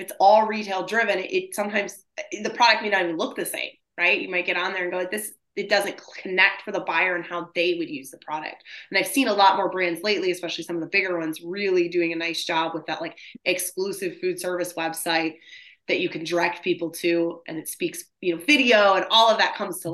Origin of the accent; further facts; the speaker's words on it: Michigan, United States; I'm from Michigan too.